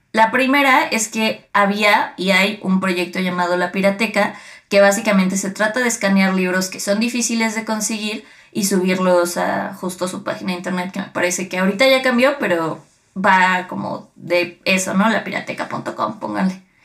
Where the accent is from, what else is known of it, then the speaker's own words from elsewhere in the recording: State of Mexico, Mexico; cuando crecimos en el Edomex